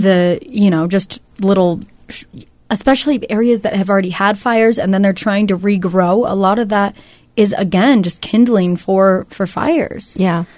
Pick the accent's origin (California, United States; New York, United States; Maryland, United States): California, United States; moved away; I'm from California